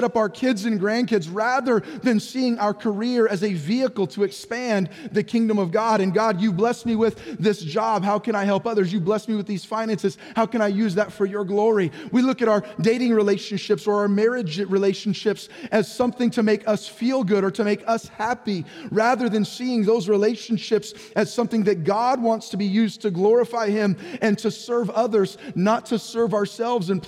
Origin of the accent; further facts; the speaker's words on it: San Jose, California, United States; now in Orange County, United States; I was born and raised in San Jose there, San Jose, Santa Clara area